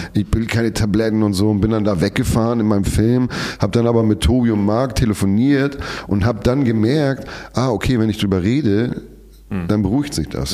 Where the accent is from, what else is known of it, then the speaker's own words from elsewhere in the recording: Hamburg, Germany; als Hamburger